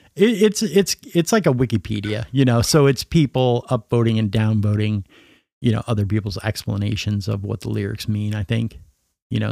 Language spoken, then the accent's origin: English; Minnesota, United States; moved away; just north of Minneapolis, one of the suburbs